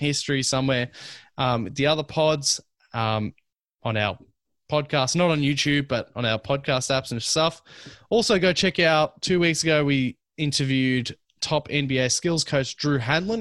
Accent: Melbourne, Victoria, Australia; I'm from Melbourne.

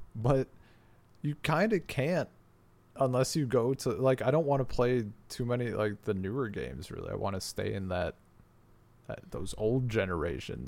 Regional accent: United States; moved away as an adult; the internet I have now is faster than anything that is currently available in my hometown in America.

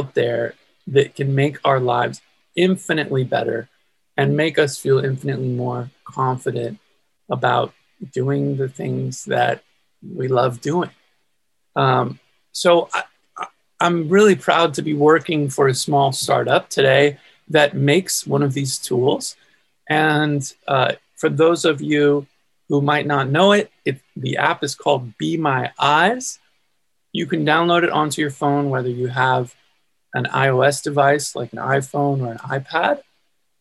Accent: California, United States; I'm from California, born and raised in California

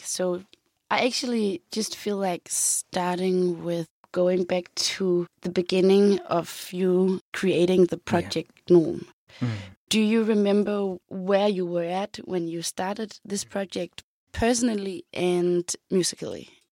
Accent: Copenhagen, Capital Region of Denmark, Denmark; I'm from Copenhagen, Denmark.

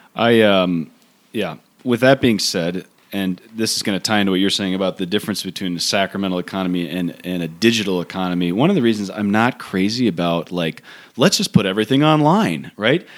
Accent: United States; as American priests

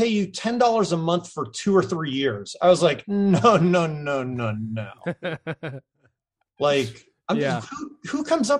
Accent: New England, United States; moved away; also born or lived in California; I mean, I'm from New England, so I need to get shit done. That's just, I think that's hardwired into our DNA.

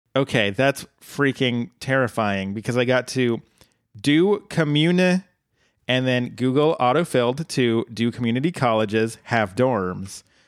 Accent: Colorado, United States; my home state

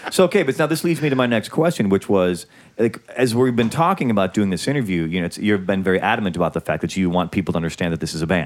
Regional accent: Isle of Man; now in Los Angeles, United States; I'm Manx. Oh, he's Manx. Right, because I'm from the Isle of Man.

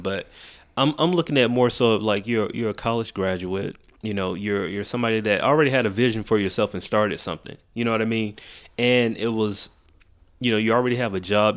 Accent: Macon, Georgia, United States; also born or lived in Atlanta; I was raised in Macon

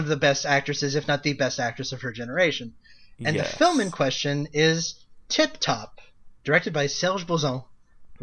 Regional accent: Quebec, Canada; I'm from Quebec

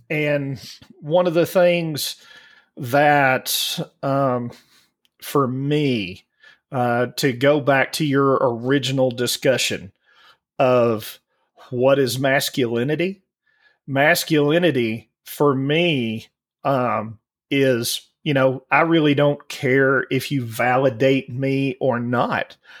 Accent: Alabama, United States; growing up in Alabama

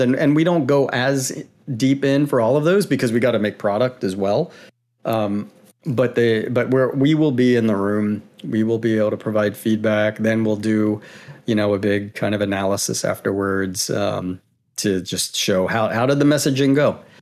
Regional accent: Maryland, United States; now in Pacific Northwest, United States; I'm from Maryland

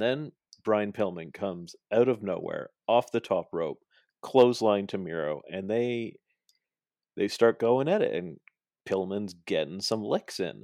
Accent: Toronto, Ontario, Canada; I'm from Toronto

